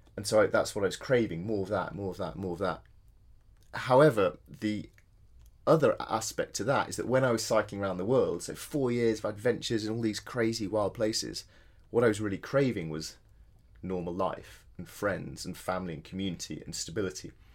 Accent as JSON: {"language": "English", "area": "Yorkshire Dales", "region": "Yorkshire and the Humber", "country": "United Kingdom", "tie": "born or raised there", "also_born_or_lived": "Edinburgh", "moved": "as an adult", "said": "I grew up in the Yorkshire Dales, so I had a very outdoor uh, had a very outdoor childhood"}